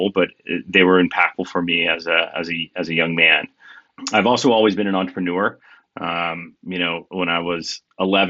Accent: Kansas, United States; moved away as an adult; I grew up in Kansas and spent, you know, the first half of my life there.

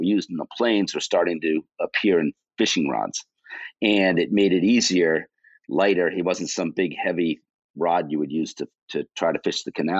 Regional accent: South Shore of Boston, Massachusetts, United States; also born or lived in Buzzards Bay; Grew up on the South Shore of Boston

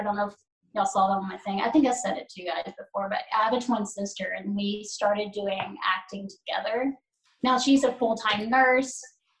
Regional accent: Missouri, United States; now in Nashville, United States; I'm originally from Missouri, but I live here in Nashville now. I have since 2013

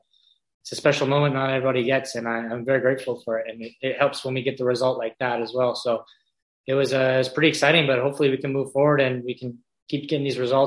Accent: Victoria, British Columbia, Canada; I'm not just a BC guy. Like, I grew up here in Victoria.

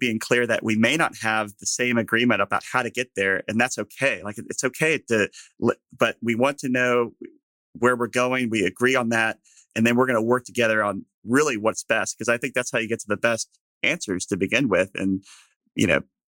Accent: Texas, United States; as a Texan

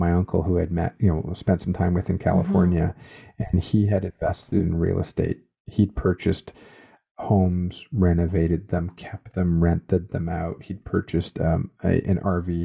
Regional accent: Canada; a Canadian, born and raised in Canada, educated in Canada

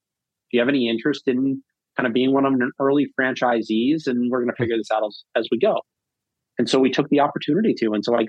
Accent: Northeast, United States; now in Massachusetts, United States; My wife and I we'd just gotten married. We were going to start a family, and we're both from the Northeast.

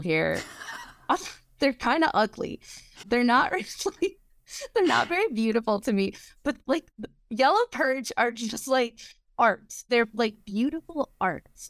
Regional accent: Wisconsin border, Midwest, United States; moved away; I grew up around the Illinois, Wisconsin border

